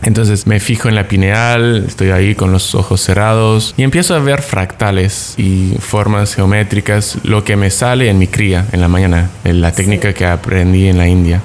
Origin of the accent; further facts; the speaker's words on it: Canada; also born or lived in Mexico; now in Tulum, Mexico; viviendo en México dos años, siendo canadiense